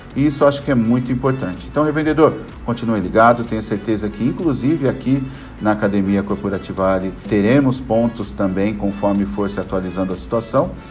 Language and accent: Portuguese; Brazil; como um bom brasileiro